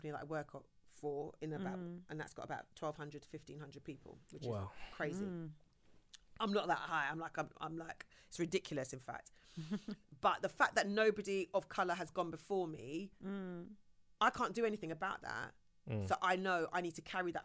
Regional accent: England, United Kingdom; I'm an ethnic minority growing up in England

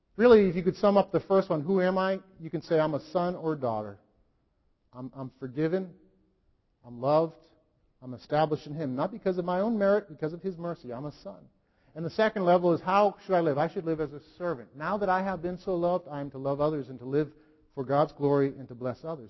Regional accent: United States; as an American

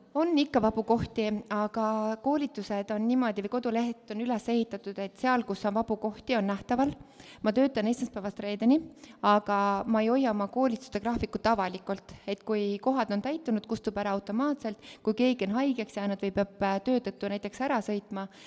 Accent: Estonia; kasvasin hästi väikeses külas Kobratu, kus olid poisid. ma kolisin sinna üheksa-aastaselt

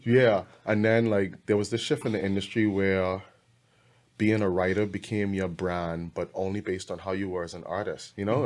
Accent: Bahamas; I'm from the Bahamas

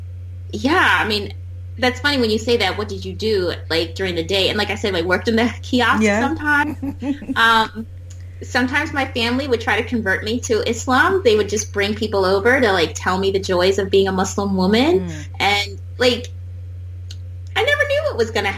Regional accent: Wisconsin, United States

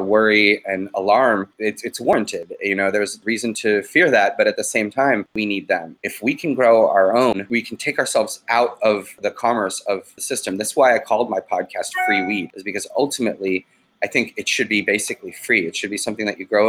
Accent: Boston, Massachusetts, United States; moved away; Boston Freedom Rally, which is my hometown.

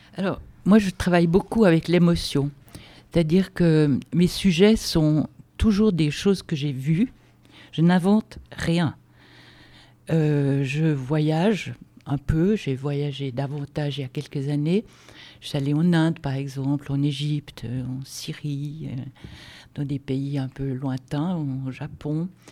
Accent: Switzerland; moved away as an adult; also born or lived in Lausanne; now in France; je suis d'origine euh, suisse, avec un père suédois

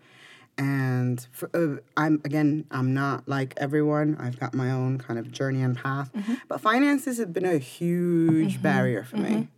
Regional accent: United States; I was raised in America.

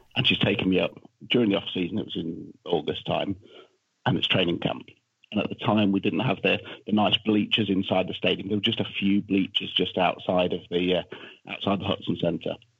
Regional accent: Leicester, East Midlands, United Kingdom; I'm from Leicester

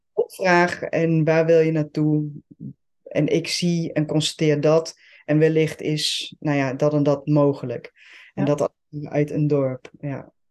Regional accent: Switzerland; Dutch is a second language; now in Netherlands; ik ben geboren en getogen in eh, Zwitserland. ben in Nederland komen wonen. Heb de Nederlandse taal moeten leren.

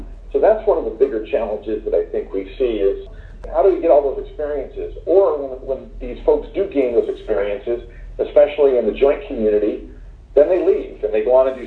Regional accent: Florida, United States; moved away as an adult; now in Doha, Qatar; I'm from Florida, I live in Florida now

